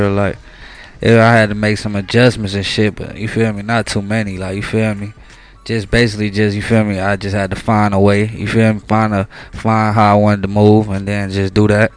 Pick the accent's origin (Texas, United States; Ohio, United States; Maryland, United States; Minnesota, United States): Ohio, United States; Cleveland; I'm from the east side of Cleveland